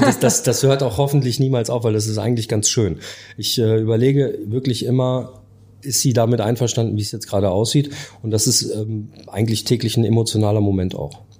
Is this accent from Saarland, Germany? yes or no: no; Dortmund, North Rhine-Westphalia, Germany; moved away as an adult; now in Hamburg, Germany; Ich bin ein Dortmunder Jung. Ich komme aus dem Ruhrpott